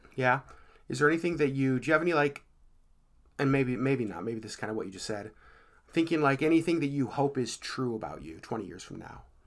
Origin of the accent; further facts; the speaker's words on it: Anchorage, Alaska, United States; I was raised here in Anchorage